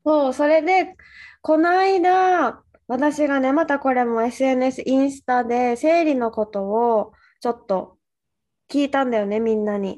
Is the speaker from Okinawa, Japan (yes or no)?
yes; Okinawa, Japan; 私が沖縄出身ってなって